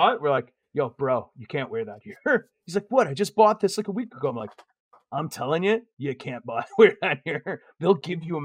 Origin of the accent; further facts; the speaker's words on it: Canada; we're Canadian